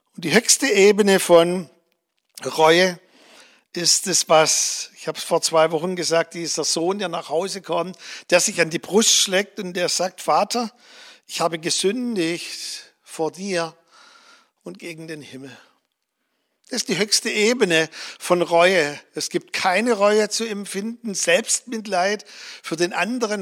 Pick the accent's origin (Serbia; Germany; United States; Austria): Germany; als Deutsche